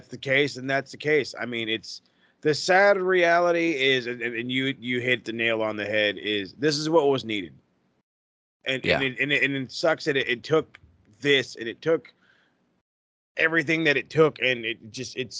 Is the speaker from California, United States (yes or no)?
yes; California, United States; as a Cali guy